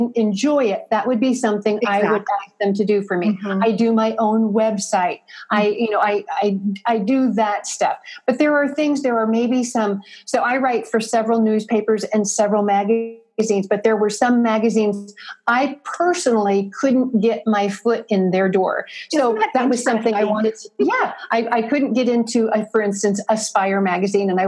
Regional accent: Midwest, United States; I'm from the Midwest

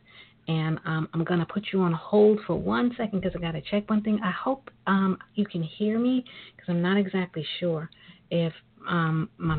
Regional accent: New York City, New York, United States; I am a native of New York. I'm a sister from Brooklyn

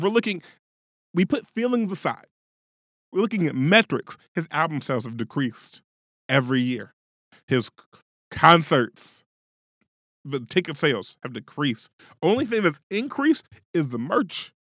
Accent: Middletown, Ohio, United States; I'm from Middletown, Ohio

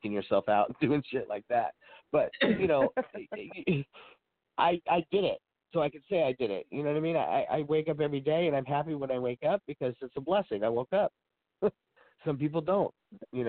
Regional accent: Oakland, California, United States; I was born in Oakland

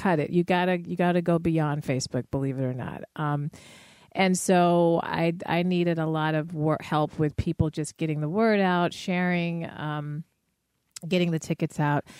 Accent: Denver, Colorado, United States; now in Chicago, United States; in Denver at that point, which is my hometown

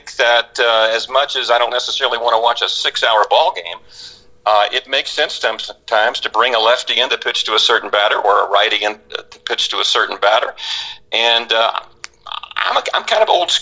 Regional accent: Orlando, Florida, United States; I grew up in Orlando

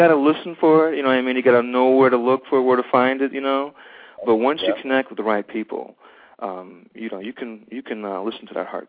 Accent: Cleveland, Ohio, United States; moved away as an adult; here I am finding myself back here in my home energies and my home state, my home city

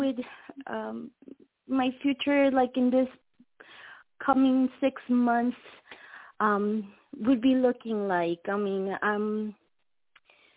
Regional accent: Puerto Rico; now in Florida, United States; I am originally from Puerto Rico

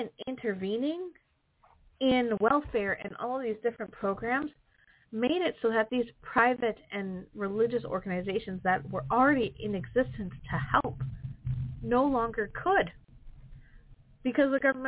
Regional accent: Wisconsin, United States; I'm from Wisconsin

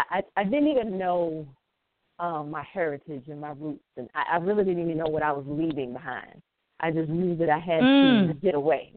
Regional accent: South Carolina, United States; also born or lived in Atlanta / Washington, D.C. / Philadelphia / St. Helena Island; I am born and raised in South Carolina. I left for a little while, moved to Atlanta. I lived in D.C. I lived in Philly, but I'm actually back home, South Carolina, and I'm living by the water. I'm on St. Helena Island.

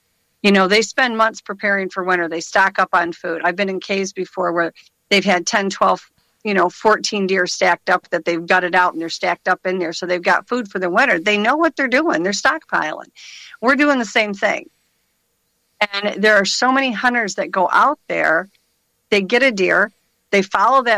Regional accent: Michigan, United States; I'm from Michigan

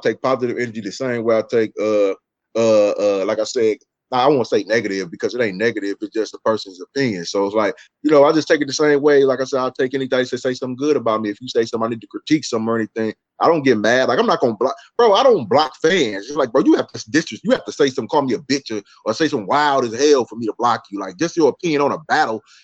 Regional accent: Milwaukee, Wisconsin, United States; I'm from little old Milwaukee

